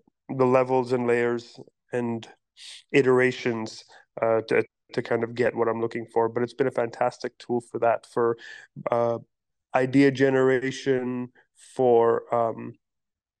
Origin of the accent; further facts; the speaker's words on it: Pakistan; now in New York City, United States; I am a Pakistani-born, New York City-based artist